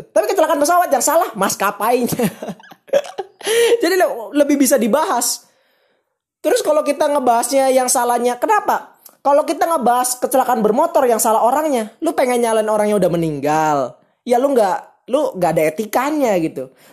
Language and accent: Indonesian; Cirebon, West Java, Indonesia; gua orang Cirebon